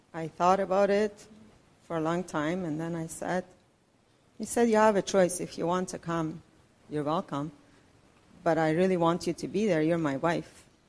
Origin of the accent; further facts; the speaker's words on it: Iran; moved away as an adult; also born or lived in Richmond Hill, Canada; now in Canada; I'm from Iran. I've been living in Canada with my husband and my two kids for last 30 years